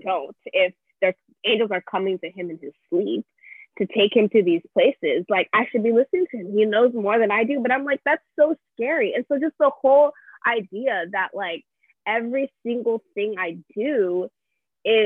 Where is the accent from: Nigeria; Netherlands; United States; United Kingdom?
Nigeria; moved away; grew up in church in Nigeria